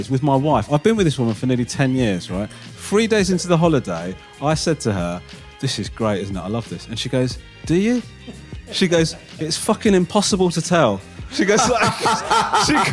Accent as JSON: {"language": "English", "country": "United Kingdom", "said": "I'm British"}